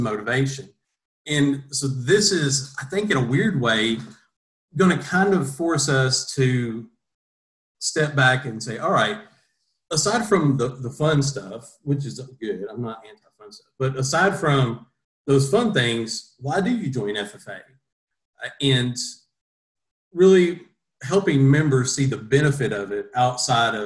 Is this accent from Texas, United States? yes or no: no; Greene County, Kentucky, United States; I grew up in Greene County on a family farm where my parents still are today.